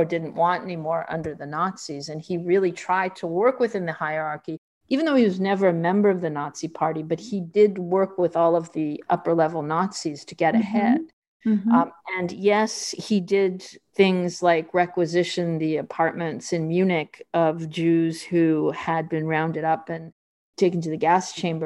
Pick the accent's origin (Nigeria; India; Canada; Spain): Canada; moved away; also born or lived in Rio de Janeiro, Brazil; I come from Canada, and my first job was at the Globe